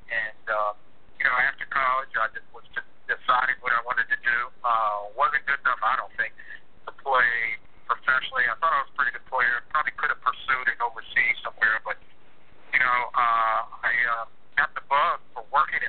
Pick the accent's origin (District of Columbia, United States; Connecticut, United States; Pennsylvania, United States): District of Columbia, United States; Washington; I grew up in the Washington, D.C. area.